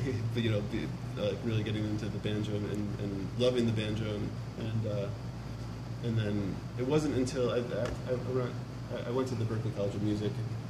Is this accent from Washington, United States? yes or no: no; Rochester, New York, United States; now in New York City, United States; I grew up in Rochester, New York.